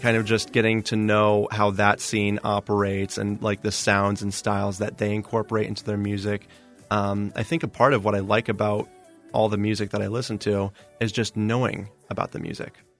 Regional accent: Indiana, United States; now in Arizona, United States; I'm from Indiana technically

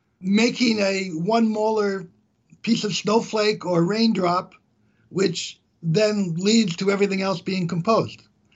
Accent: Canada; I'm from Canada.

